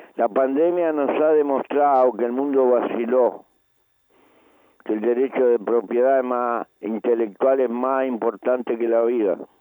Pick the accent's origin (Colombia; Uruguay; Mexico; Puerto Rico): Uruguay; en mi país no se puede tocar mucho ni la carne ni la hierba